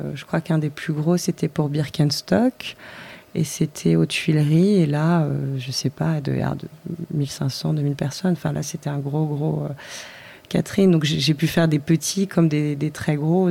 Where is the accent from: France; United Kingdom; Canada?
France; moved away as an adult; also born or lived in Paris, France; now in Lisbon, Portugal; en tant que française